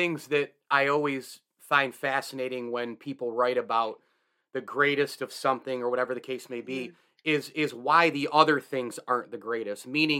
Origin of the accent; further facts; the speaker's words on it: Central New York, United States; This is the stuff that I grew up on in Central New York